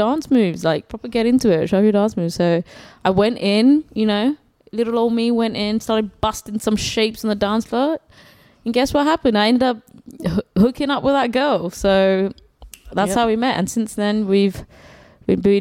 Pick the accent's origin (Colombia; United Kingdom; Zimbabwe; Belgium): United Kingdom; England; moved away as an adult; now in Sydney, Australia; I'm from England, if you couldn't tell by the sexy accent.